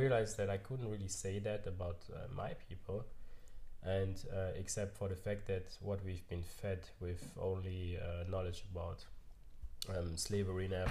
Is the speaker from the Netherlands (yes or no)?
no; Germany; also born or lived in Cameroon / United States; I grew up here in Germany